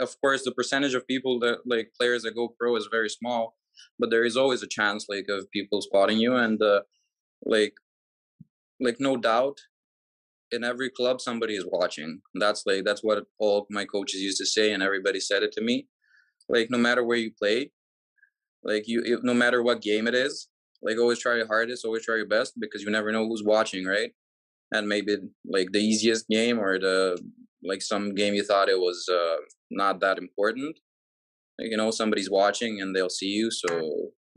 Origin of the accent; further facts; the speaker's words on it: Serbia; also born or lived in Canada; I was trying really hard, training, playing here in Serbia. And I was going to school, started my first year of college